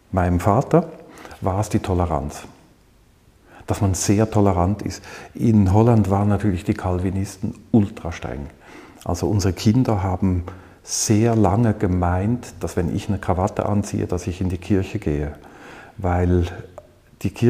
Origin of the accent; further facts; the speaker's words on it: Zürich, Switzerland; Ich bin aufgewachsen in Zürich.